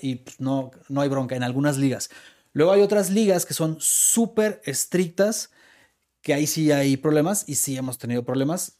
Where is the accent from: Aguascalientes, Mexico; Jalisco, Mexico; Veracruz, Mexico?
Jalisco, Mexico; Guadalajara; soy tapatío